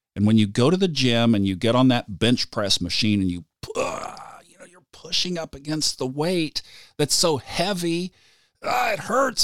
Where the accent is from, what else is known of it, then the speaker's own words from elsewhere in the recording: Tulsa, Oklahoma, United States; I grew up in Tulsa, Oklahoma